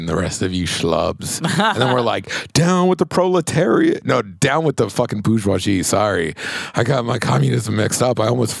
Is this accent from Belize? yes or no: yes; Belize; If you were like, what accent is that? I'm like, I'm from Belize. I'm from Belize.